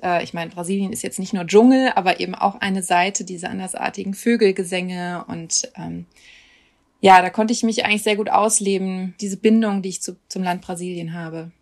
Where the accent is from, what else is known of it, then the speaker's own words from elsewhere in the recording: Düsseldorf, North Rhine-Westphalia, Germany; moved away; also born or lived in Cologne / Osnabrück; mit Düsseldorf verbinde ich schon Heimat, also vor allem Urdenbach, wo ich herkomme